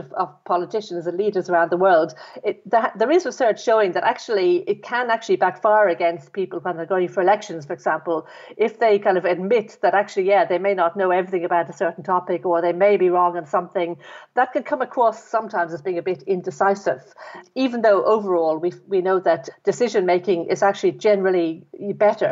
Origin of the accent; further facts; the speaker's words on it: Dublin, Leinster, Ireland; I was brought up in Ireland, in Dublin